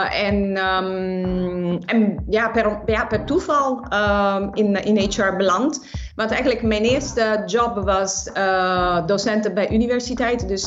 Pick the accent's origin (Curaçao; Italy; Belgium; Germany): Italy; Naples, Campania; Dutch is a second language; now in Netherlands; ik eh, ben geboren en getogen in de stad van Napels in Zuid-Italië. En ik ben 26 jaar geleden naar Nederland verhuisd.